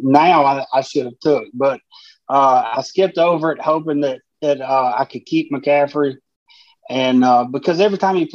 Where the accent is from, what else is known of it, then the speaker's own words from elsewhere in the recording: Tennessee, United States; moved away as an adult; now in Mississippi, United States; I live in Tennessee my whole life, born and raised